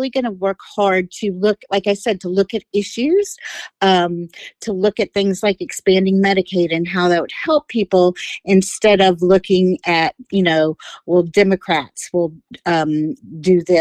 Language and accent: English; Florida, United States; also born or lived in West Virginia / Savannah; Um, well, I lived all over. I was born in Florida.